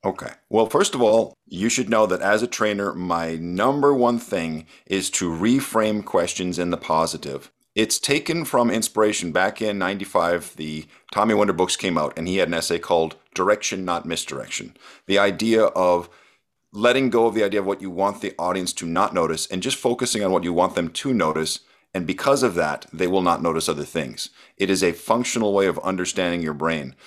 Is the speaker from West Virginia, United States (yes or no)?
no; Arrowhead region, Minnesota, United States; I was getting books from the Duluth Public Library, which is a hundred miles away from where I was living